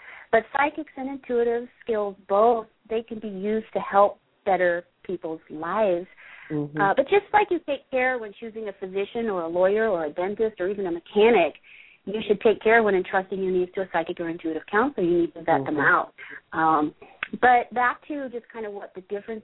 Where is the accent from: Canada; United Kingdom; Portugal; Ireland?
United Kingdom; England; moved away; I grew up in England